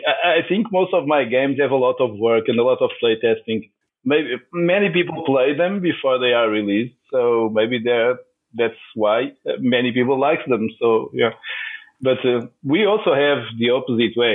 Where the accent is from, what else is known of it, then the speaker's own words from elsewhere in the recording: Lisbon, Portugal; I live in Lisboa. That's my hometown. Of course, Portugal is my country